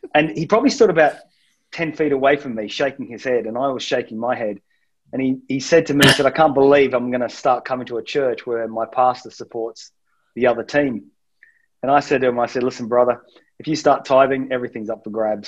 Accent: Manchester, North West England, United Kingdom; It's because it's my people. It's where I'm from. My parents are from South Wales. I was born in Manchester.

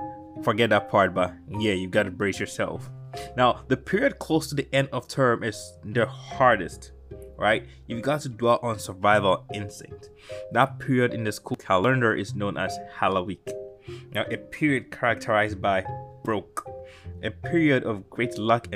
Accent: Ghana; I grew up in Ghana

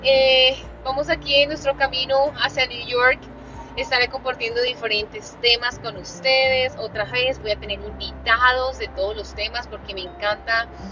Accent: Colombia; soy colombiana

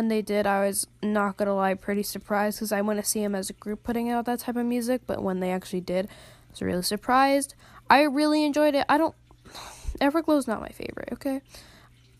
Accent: United States; I'm an American

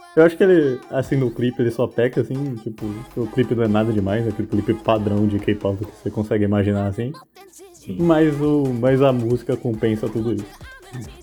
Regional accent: Brazil; a gente é brasileiro

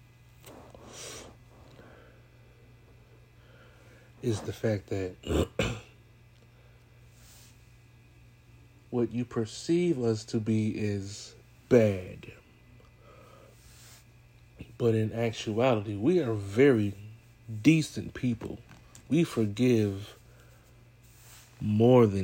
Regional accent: California, United States; I'm from California. I was there when it happened. That's why I say I was a baby

